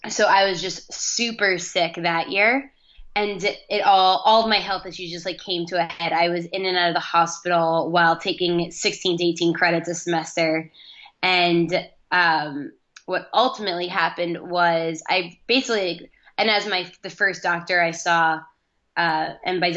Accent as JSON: {"language": "English", "town": "Manhasset", "region": "New York", "country": "United States", "tie": "born or raised there", "also_born_or_lived": "Ithaca, New York", "moved": "as an adult", "lives_now": "Los Angeles, United States", "said": "I grew up in Manhasset on Long Island"}